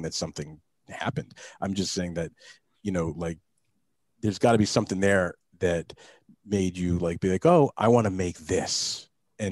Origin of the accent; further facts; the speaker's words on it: Saddle River, New Jersey, United States; now in Connecticut, United States; Saddle River? Uh-huh. That's where I grew up.